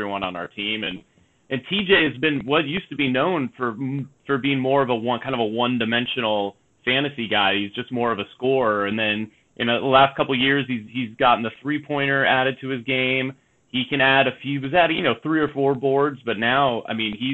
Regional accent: Bay Area, California, United States; I grew up in the Bay Area, up in that area

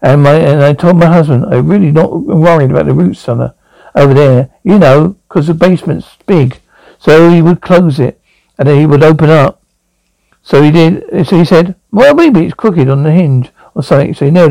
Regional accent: Brooklyn, New York, United States; now in Homestead, United States; I grew up in Brooklyn, New York. I started working from Port Authority Police.

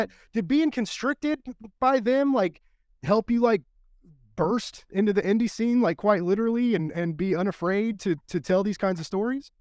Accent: United States; as an American

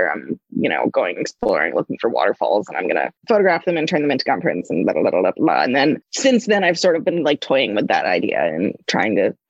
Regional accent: New England, United States; I grew up doing a fair amount of sailing because I grew up in New England

